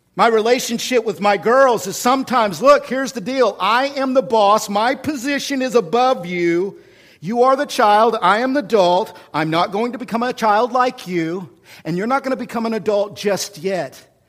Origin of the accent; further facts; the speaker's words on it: Oklahoma City, Oklahoma, United States; now in Washington, United States; I'm from Oklahoma